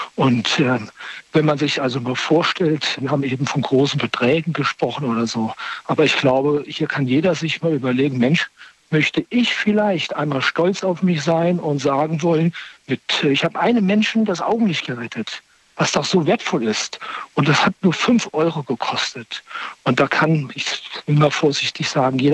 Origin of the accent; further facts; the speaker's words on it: Wiesbaden / Limburg area, Hesse, Germany; now in Bonn, Germany; komme aber eher aus dem Raum in Wiesbaden, äh, Limburg. Das ist irgendwie so meine Heimat